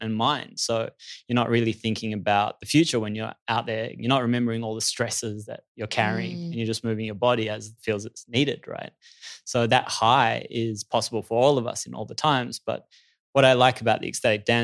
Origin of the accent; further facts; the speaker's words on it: Australia; It was always around party culture in Australia. That's where I grew up